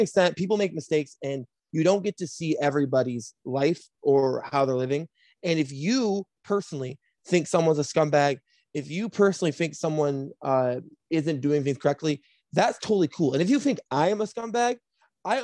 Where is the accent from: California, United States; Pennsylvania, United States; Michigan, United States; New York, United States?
Michigan, United States; Flint; moved away as an adult; now in Chicago, United States; I was born and raised in Flint, Michigan